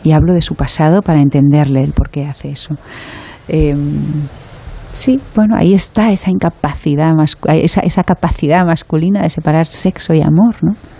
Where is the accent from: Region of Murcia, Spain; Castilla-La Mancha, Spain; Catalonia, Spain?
Catalonia, Spain; Barcelona; soy muy de Barcelona